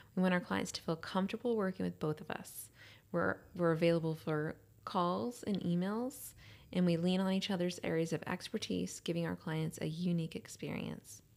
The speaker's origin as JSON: {"language": "English", "town": "Austin", "region": "Texas", "country": "United States", "tie": "born or raised there", "also_born_or_lived": "Houston, Texas", "said": "we moved to Austin when I was in third grade. I lived in Lake Travis area. Then we came to Westlake, I think, in fi-, fourth or fifth grade"}